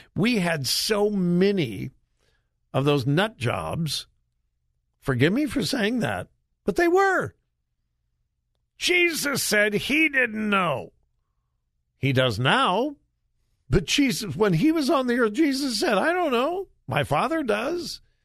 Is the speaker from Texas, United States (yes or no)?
no; Southern California, United States; when I was growing up in Southern California